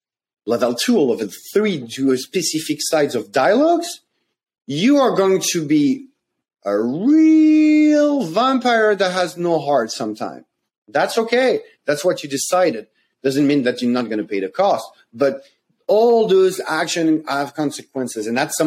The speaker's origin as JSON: {"language": "English", "country": "France", "said": "I came from France."}